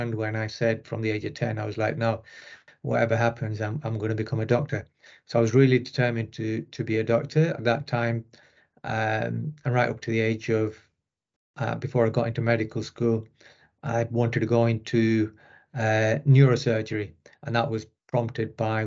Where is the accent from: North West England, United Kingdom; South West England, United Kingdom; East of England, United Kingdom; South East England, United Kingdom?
North West England, United Kingdom; Rochdale; accent: northern; also born or lived in Pakistan; I was brought up in Rochdale, just outside Manchester.